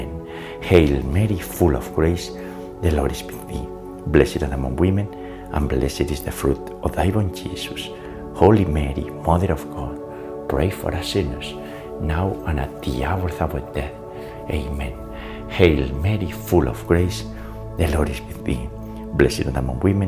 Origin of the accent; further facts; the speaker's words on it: Spain; now in United States; I was born in Spain, but the US is our new home